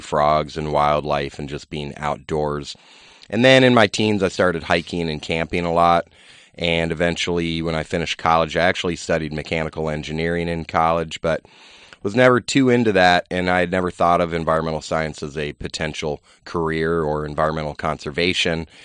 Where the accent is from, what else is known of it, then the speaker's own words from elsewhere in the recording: Virginia, United States; I grew up in Virginia